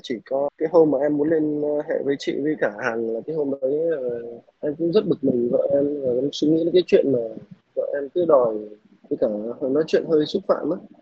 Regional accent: Northern Vietnam, Vietnam; moved away as an adult; now in Southern Vietnam, Vietnam; Em là người Bắc mà vào Nam làm việc cũng à, gần 8 năm nay rồi

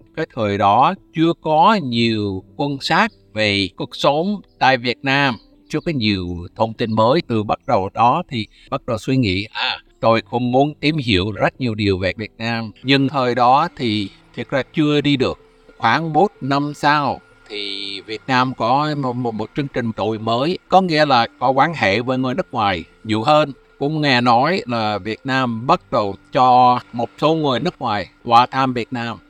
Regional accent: United States; Vietnamese is a second language; moved away as an adult; also born or lived in Vietnam; now in Ho Chi Minh City, Vietnam; tôi là người Mỹ sống ở Việt Nam toàn thời gian từ lúc tháng 1 1995

